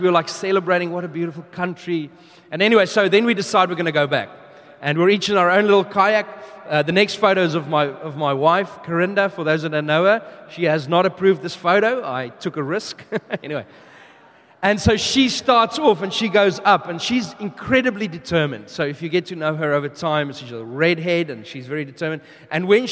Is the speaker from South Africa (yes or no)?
yes; South Africa; also born or lived in United Kingdom / New Zealand / Melbourne, Australia; now in Brisbane, Australia; we are originally from South Africa. We moved to the UK, New Zealand, Melbourne, and now we are here in Brisbane